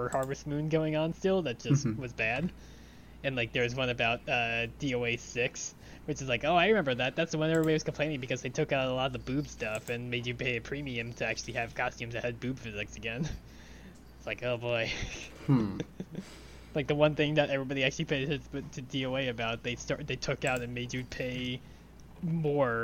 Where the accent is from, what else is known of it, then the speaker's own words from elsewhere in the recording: Long Island, New York, United States; growing up on Long Island